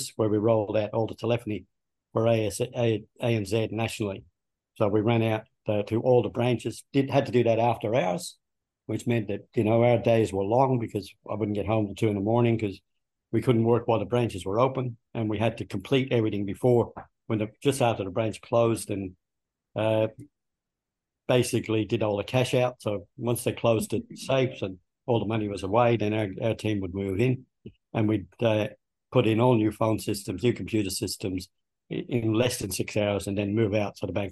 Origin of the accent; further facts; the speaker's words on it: Dublin, Leinster, Ireland; moved away as an adult; also born or lived in Melbourne, Australia; now in Australia; I was born in Dublin, in Ireland, and I grew up there